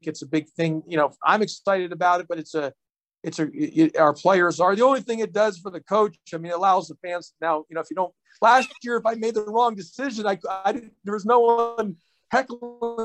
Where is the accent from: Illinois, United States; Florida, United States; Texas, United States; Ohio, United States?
Texas, United States; Houston; now in Atlanta, United States; I grew up in Houston, Texas